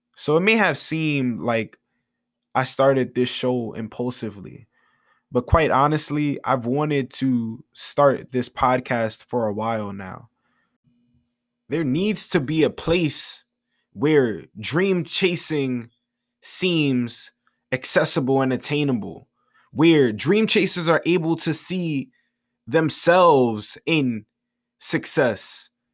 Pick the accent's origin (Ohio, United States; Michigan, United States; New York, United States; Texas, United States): New York, United States; New York City; I am from the Bronx, New York